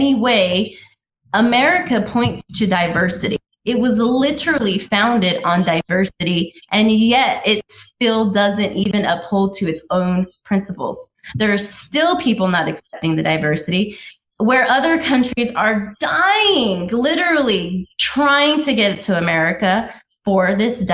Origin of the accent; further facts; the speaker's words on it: United States; also born or lived in Washington, D.C.; being an American